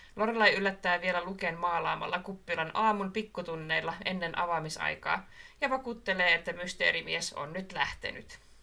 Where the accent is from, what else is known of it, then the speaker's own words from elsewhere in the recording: Marttila, Southwest Finland, Finland; siis Marttila se, mistä mä oon kotoisin